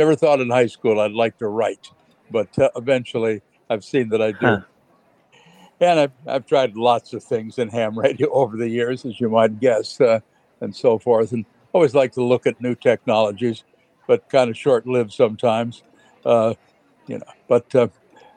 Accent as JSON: {"language": "English", "country": "United States", "also_born_or_lived": "England", "said": "being an American living in England"}